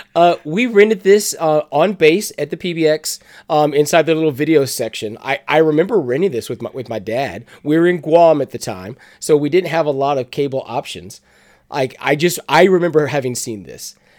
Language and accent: English; the South, United States; we're from the South